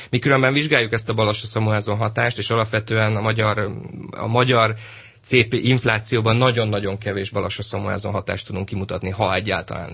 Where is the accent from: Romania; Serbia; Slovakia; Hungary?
Hungary; Pécs, Baranya; Pécsi vagyok